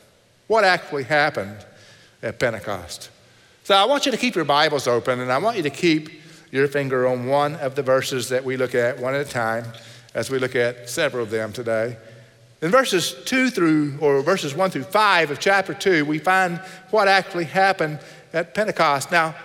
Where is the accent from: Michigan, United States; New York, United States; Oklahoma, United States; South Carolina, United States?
Oklahoma, United States; accent: Texas; moved away; also born or lived in Texas; I grew up in Oklahoma in a place called Tornado Alley.